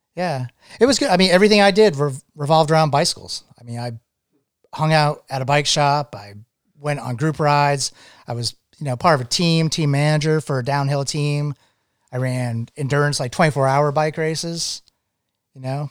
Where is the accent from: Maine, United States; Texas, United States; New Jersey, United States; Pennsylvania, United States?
Maine, United States; moved away as an adult; also born or lived in Vermont / New England; Uh, I grew up in Maine. I grew up, actually grew up as a, as a child on an island on the coast of Maine.